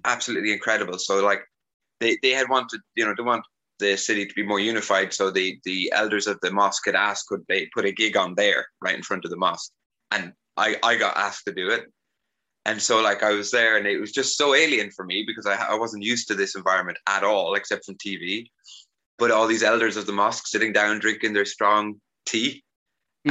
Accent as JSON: {"language": "English", "country": "Ireland", "tie": "born or raised there", "also_born_or_lived": "Carlow, Ireland", "moved": "yes", "lives_now": "Sofia, Bulgaria", "said": "growing up in Ireland"}